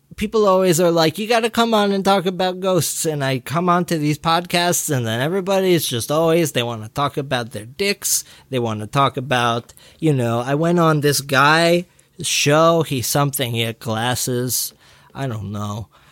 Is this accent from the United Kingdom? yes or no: yes; Scotland, United Kingdom; I'm from Scotland